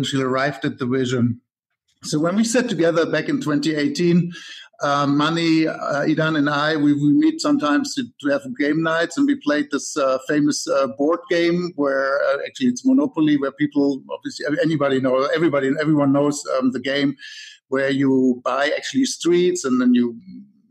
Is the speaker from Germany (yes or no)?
yes; Germany; moved away as an adult; now in Silicon Valley, United States; I'm originally actually from Germany, but I live here in the Silicon Valley since 10 years